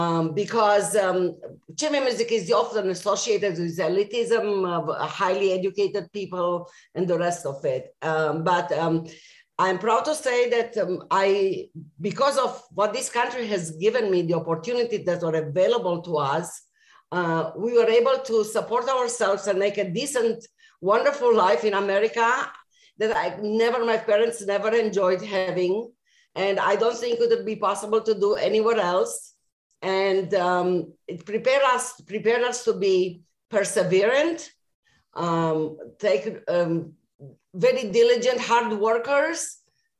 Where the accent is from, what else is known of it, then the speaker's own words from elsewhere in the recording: Romania; also born or lived in Israel / Austin, Texas / Middletown, Connecticut; now in Tucson, United States; I was born in Romania, and for a while my family fled the communist regime there